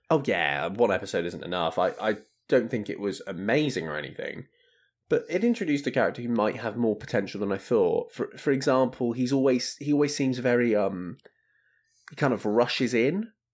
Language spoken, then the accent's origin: English; United Kingdom; we are, we are British